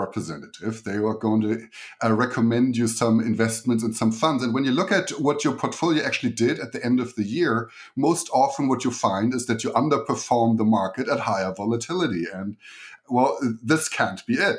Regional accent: Germany; accent: German; English is a second language; moved away as an adult; So the accent you're hearing is German. So I grew up in Germany and came here about 14 years ago

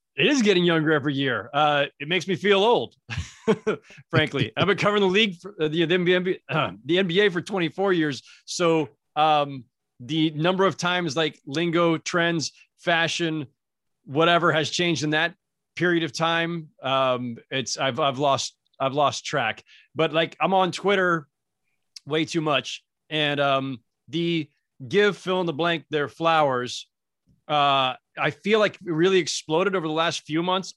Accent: Northern California, United States; moved away as an adult; also born or lived in Los Angeles; I'm from Northern California originally, so I didn't even grow up in a, in a Laker crazed environment.

